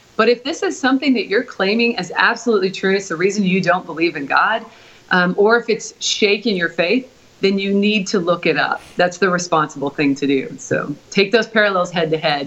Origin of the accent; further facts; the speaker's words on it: Portland, Oregon, United States; moved away; also born or lived in Oklahoma; Originally, I'm from Portland, Oregon.